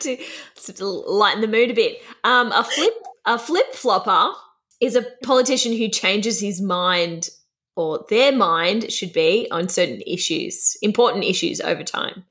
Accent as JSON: {"language": "English", "country": "Australia"}